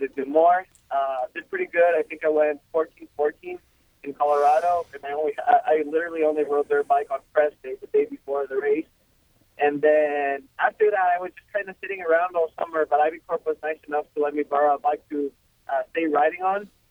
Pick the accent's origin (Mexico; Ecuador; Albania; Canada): Ecuador; Quito, Pichincha; first language Spanish; English is a second language; now in United States; I'm from Ecuador. Uh, I'm from Quito, Ecuador, the capital.